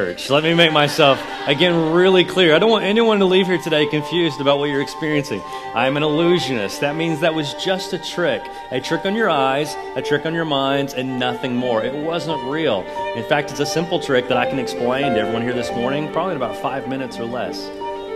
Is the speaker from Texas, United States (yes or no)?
no; Nashville, Tennessee, United States; I'm from Nashville